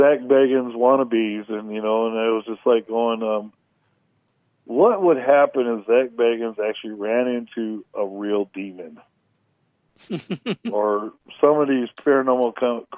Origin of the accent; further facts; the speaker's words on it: California, United States; now in Kentucky, United States; I'm actually from California